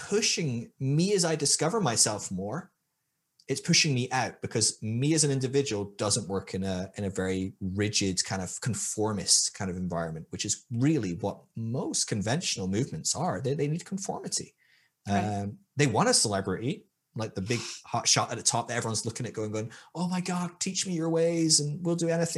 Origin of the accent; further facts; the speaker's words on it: Scotland, United Kingdom; moved away as an adult; also born or lived in Sydney, Australia; I was from Scotland, which is a white ass place